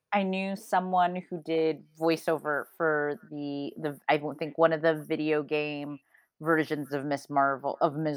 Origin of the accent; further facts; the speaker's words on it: Midwest, United States; now in California, United States; growing up in the Midwest